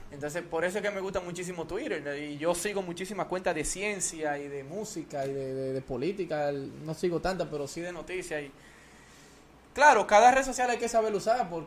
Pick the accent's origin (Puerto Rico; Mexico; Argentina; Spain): Puerto Rico; moved away; Yo nací en Puerto Rico. Y, yo voy mucho a Puerto Rico y, tengo familia